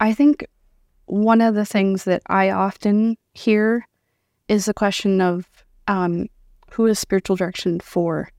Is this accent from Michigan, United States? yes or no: no; Iowa, United States; moved away as an adult; now in Sioux Falls, United States; born and raised in Iowa